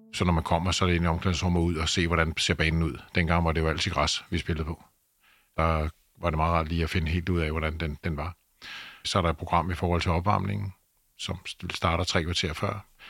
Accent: Denmark; Vi kommer fra Danmark, et lille land

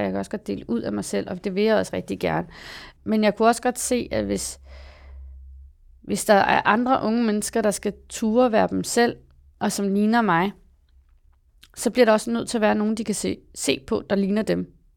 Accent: Copenhagen, Capital Region of Denmark, Denmark; jeg voksede op i Valby

